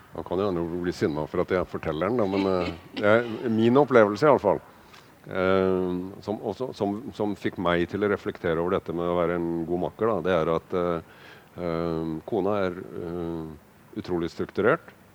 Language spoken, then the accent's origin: Norwegian; Kragerø, Telemark, Norway; jeg vokste opp i Kragerø